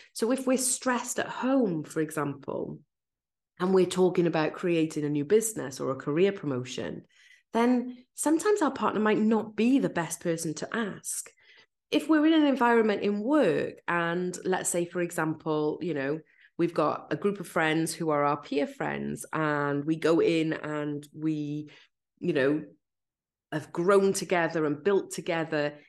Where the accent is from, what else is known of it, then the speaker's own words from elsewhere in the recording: Wales, United Kingdom; accent: Welsh; I'm Welsh